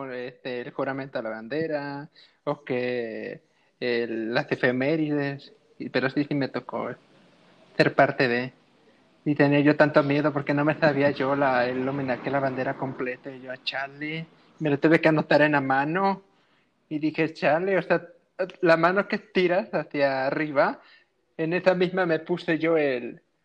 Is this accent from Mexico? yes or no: yes; Coatepec, Mexico; aquí en Coatepec siempre era eh, desde la mañana formarnos, hacer el desfile